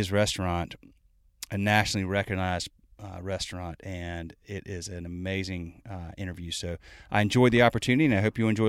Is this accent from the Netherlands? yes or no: no; Charlotte, North Carolina, United States; I'm from Charlotte